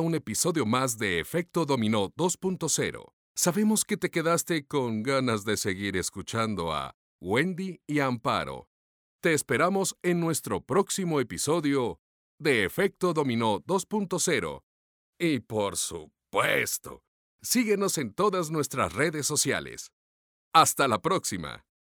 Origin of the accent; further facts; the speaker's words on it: Mexico; yo soy más mexicana que el mole